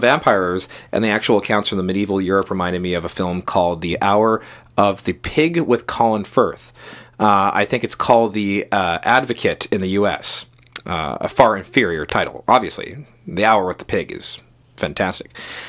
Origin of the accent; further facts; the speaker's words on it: Dublin, Leinster, Ireland; I'm half Irish, and I grew up in Dublin, so maybe this is an Irish thing.